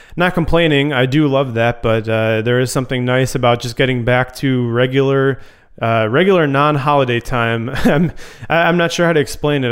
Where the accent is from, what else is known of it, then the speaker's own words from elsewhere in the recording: Chicago, Illinois, United States; moved away as an adult; also born or lived in Grand Rapids, Michigan; growing up in the Chicago suburbs